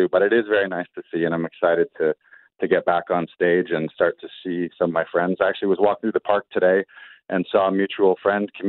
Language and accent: English; Orillia, Ontario, Canada; I had done a sellout show in my hometown in Orillia, which incidentally I had never done a show.